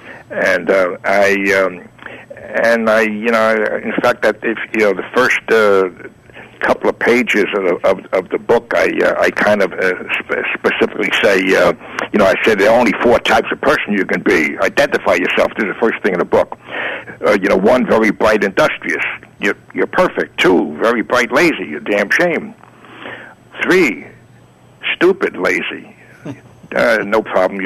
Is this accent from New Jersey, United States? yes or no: no; New York City, New York, United States; also born or lived in Greenwich Village, Manhattan; I was raised in the Bronx, but I moved to Manhattan